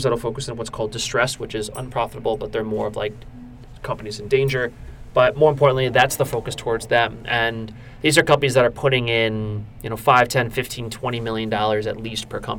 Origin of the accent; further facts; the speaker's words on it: Warren, New Jersey, United States; I was born and raised in New Jersey, central New Jersey to be specific, in a town called Warren